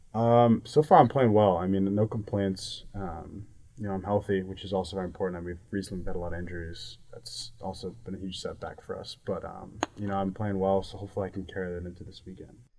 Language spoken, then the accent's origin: English; New York, United States; I'm from New York